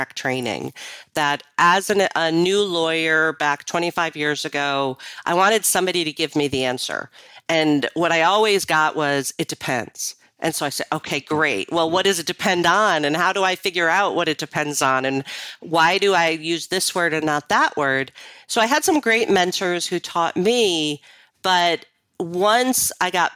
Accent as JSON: {"language": "English", "town": "Rochester", "region": "New York", "country": "United States", "tie": "born or raised there", "said": "I was born and raised in Rochester, New York."}